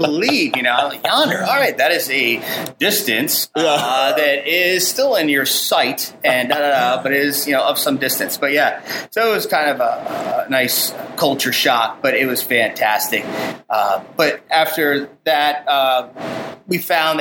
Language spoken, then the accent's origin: English; New Jersey, United States; moved away as an adult; also born or lived in Adirondacks, New York / Hilton Head, South Carolina / Atlanta, Georgia; now in LaGrange, United States; I grew up in New Jersey